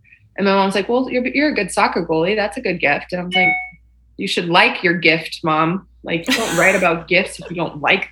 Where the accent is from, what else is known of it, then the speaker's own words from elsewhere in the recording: Texas, United States; Born and raised in Texas